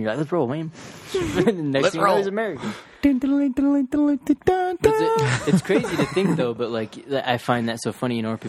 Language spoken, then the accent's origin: English; Ireland; I'm fucking Irish.